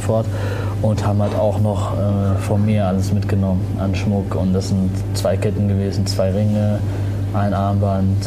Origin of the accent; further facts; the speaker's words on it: Germany; also born or lived in Tunisia; ich bin aus Tunesien, meine Eltern sind aus Tunesien, ich bin hier geboren